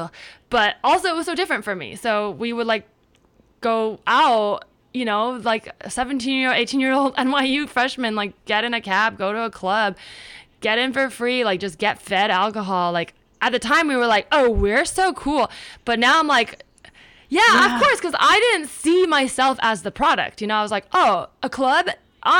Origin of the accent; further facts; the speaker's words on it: Palo Alto, California, United States; moved away as an adult; also born or lived in New York; now in Los Angeles, United States; I grew up in the Bay Area. My parents met at Stanford, so like Palo Alto, and then grew up there